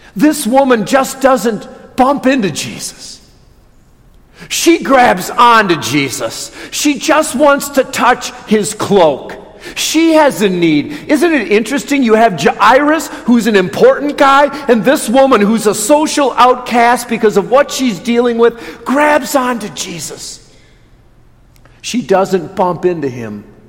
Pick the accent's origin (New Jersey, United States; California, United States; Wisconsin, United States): Wisconsin, United States; Watertown; moved away; I grew up in Watertown